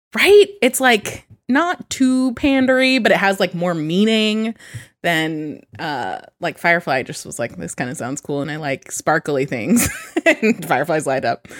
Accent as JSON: {"language": "English", "area": "Sacramento", "region": "California", "country": "United States", "tie": "born or raised there", "also_born_or_lived": "San Jose, California", "said": "I grew up in Sacramento. I went to an all-girls school"}